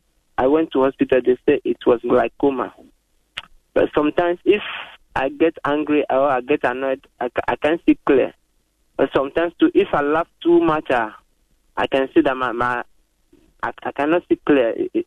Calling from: Katamansu, Greater Accra, Ghana; I'm calling from Katamansu.

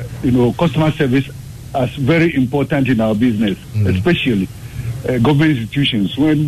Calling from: Taifa, Greater Accra, Ghana; from Taifa.

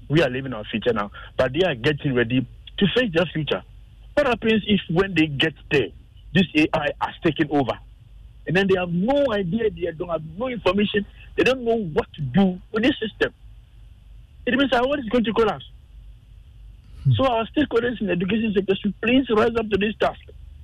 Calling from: Sakumono, Greater Accra, Ghana; I'm calling from Sakumano.

